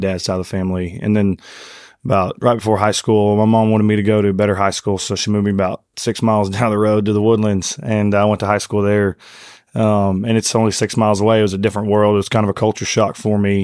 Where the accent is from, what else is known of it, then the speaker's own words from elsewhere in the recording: Conroe, Texas, United States; grew up in a town called Conroe, Texas. Uh, it's about forty miles north of Houston.